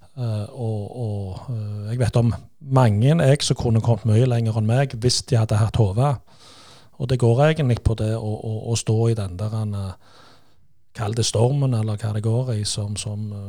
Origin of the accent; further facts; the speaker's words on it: Stavanger, Rogaland, Norway; vi kommer jo fra Kværnervika